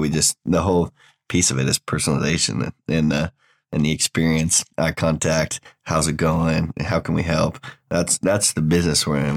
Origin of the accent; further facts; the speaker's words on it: Oregon, United States; moved away as an adult; now in Waco, United States; I'm from Oregon originally